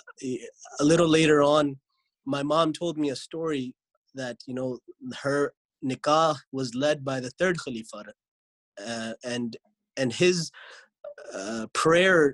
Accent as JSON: {"language": "English", "town": "Lodi", "region": "New Jersey", "country": "United States", "tie": "born or raised there", "moved": "yes", "said": "I grew up in America, in New Jersey. The place I grew up was Lodi, New Jersey."}